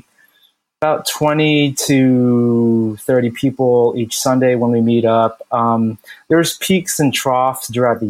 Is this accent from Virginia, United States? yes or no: no; Bloomfield, New Jersey, United States; now in Newark, United States; born and raised in Jersey my whole life, grew up in Essex County, grew up in Bloomfield. So lived there from childhood, and I moved here